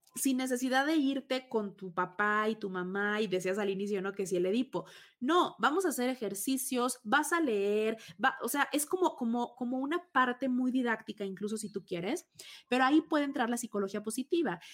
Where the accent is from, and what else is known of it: Tabasco, Mexico; born or raised there; moved away